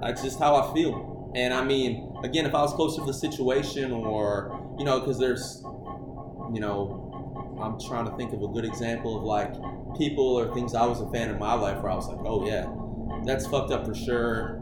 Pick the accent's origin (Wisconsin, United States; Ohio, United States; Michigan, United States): Michigan, United States; Okemos; I grew up in Okemos, Michigan